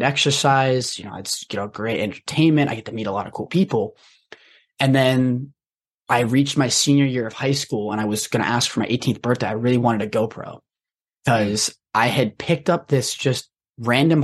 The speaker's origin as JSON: {"language": "English", "region": "Rhode Island", "country": "United States", "tie": "born or raised there", "said": "I grew up in Rhode Island"}